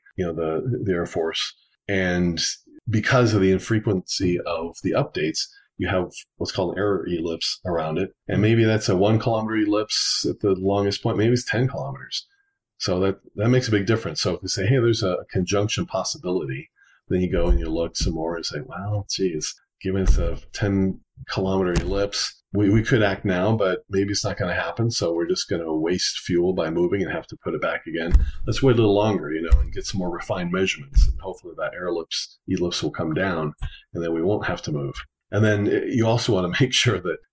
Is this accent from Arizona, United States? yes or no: yes; Tempe, Arizona, United States; moved away as an adult; now in Colorado, United States; I grew up in Tempe area, went from kindergarten through college, living in the same house there.